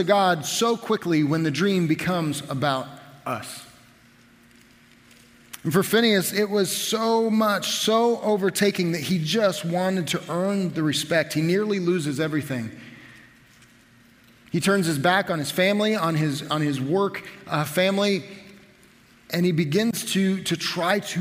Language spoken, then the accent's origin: English; Nickerson, Kansas, United States; I grew up in Nickerson.